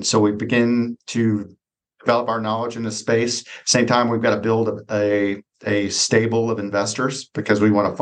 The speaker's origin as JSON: {"language": "English", "town": "Dallas", "region": "Texas", "country": "United States", "tie": "born or raised there", "said": "I grew up in North Dallas"}